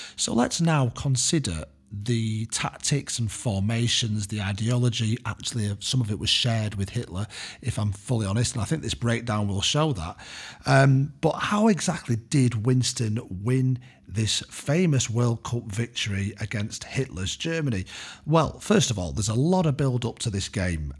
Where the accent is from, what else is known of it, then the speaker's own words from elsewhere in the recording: United Kingdom; the British education system has somewhat shielded me